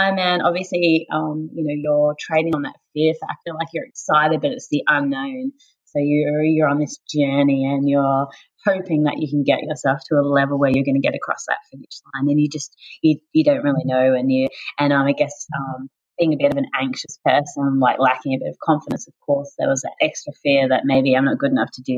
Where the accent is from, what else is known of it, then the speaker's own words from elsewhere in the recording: Tasmania, Australia; now in Sunshine Coast, Australia; as a child growing up in Tasmania